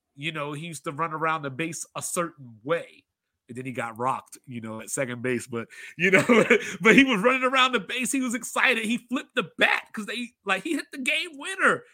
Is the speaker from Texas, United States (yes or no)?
no; Baltimore, Maryland, United States; I grew up in Baltimore